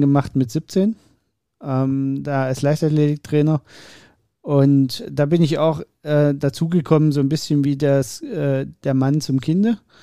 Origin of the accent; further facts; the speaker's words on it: Dresden, Saxony, Germany; Ich bin ja in Dresden geboren